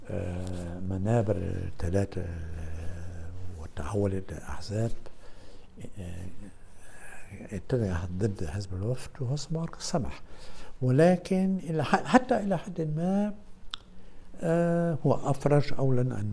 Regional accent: Egypt; انا في الاخر اقولها بصراحه مصري اكثر من انا مصري اكثر مني عربي

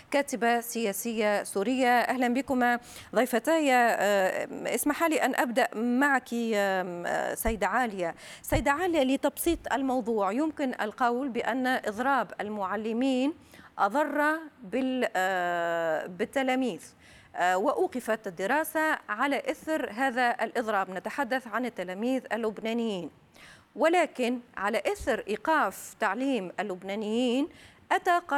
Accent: Lebanon; اما نحن فانا برفض بعضهم اليوم كلبنانيه

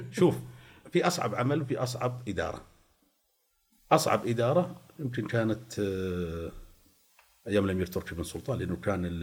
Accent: Eastern Province, Saudi Arabia; فكنت انا انا الاهل عايشين في المنطقه الشرقيه فانا من اهل الشرقيه

